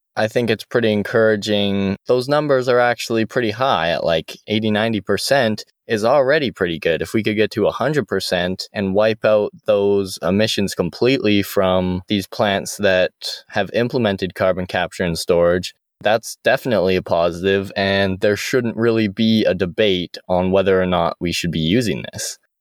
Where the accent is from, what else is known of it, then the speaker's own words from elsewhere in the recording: Airdrie, Alberta, Canada; my hometown of Airdrie